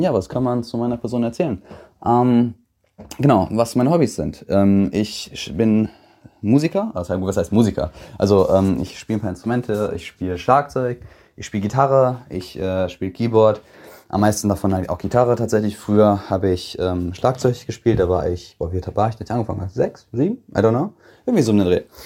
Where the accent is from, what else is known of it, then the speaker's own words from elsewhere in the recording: Bad Oeynhausen, North Rhine-Westphalia, Germany; komme aus OWL, aus Bad Oeynhausen